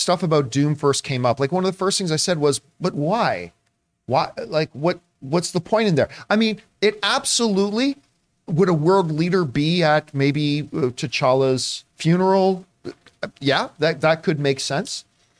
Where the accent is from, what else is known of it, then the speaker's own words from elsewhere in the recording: Hamilton, Ontario, Canada; that's my hometown. It was Hamilton, Ontario.